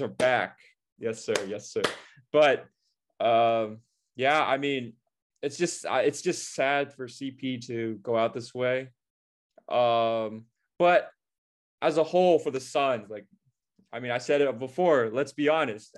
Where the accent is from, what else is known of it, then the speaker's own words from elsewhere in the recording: Orange County, California, United States; We're both from Orange County. We've been childhood friends since, uh, third grade, and we've basically grown up together